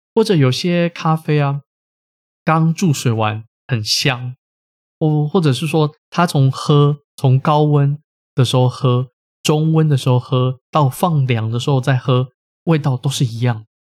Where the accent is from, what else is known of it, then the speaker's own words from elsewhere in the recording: Taiwan; 我们台湾人